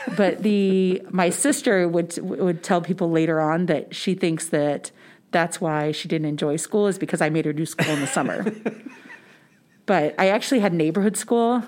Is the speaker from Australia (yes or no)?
no; St. Charles County, St. Louis area, Missouri, United States; I actually grew up in St. Charles County